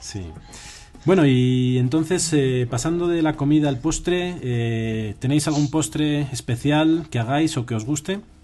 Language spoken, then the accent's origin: Spanish; Toro, Castile and León, Spain; moved away; yo soy de Toro, no sé si lo he dicho alguna vez en sí, soy de Toro de Zamora